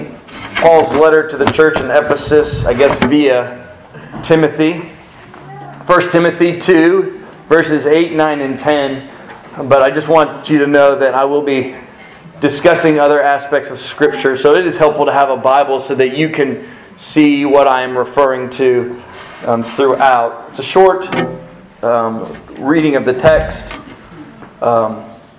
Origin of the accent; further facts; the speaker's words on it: South Florida, United States; I grew up in South Florida